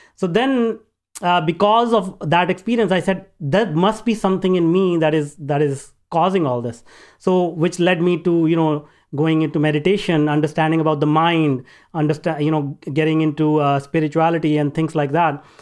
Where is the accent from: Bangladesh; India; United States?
India; northern India; now in Vancouver, Canada; I grew up in India, in northern part of India, a very small town